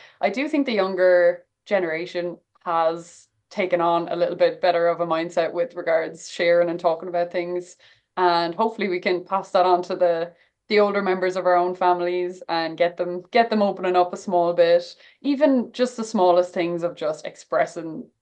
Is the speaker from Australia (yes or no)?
no; Mooncoin, Leinster, Ireland; moved away as an adult; also born or lived in Queens, New York / Aran Islands; now in Yonkers, United States; I grew up in Kilkenny, but I also spent a lot of time in the Aran Islands